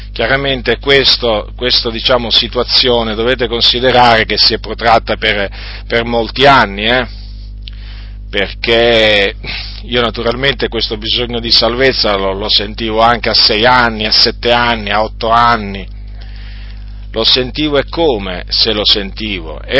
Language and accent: Italian; Noyon, Hauts-de-France, France; born there; Sono nato eh, in Francia nel 1964, eh, sono nato in una zona della Francia chiamata Piccardia, e in un paese, in un piccolo paese che si chiama Noyon.